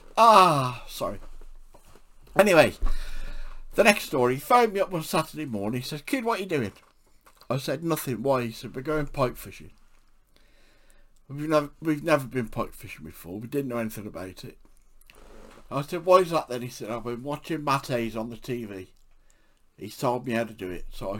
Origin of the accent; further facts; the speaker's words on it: England, United Kingdom; I'm an English author